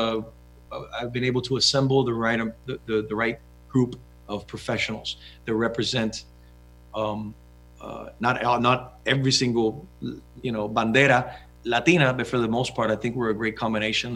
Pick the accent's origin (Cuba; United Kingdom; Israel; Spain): Cuba; I'm too Cuban.